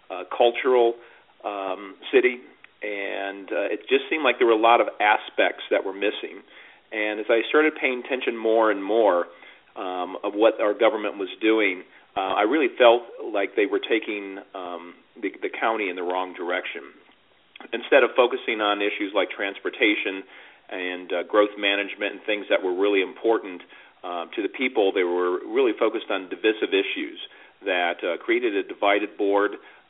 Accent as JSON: {"language": "English", "town": "Chicago", "region": "Illinois", "country": "United States", "lives_now": "Florida, United States", "said": "when I moved down here into Florida and actually it was 1998, and I started, and I came from the Chicago area"}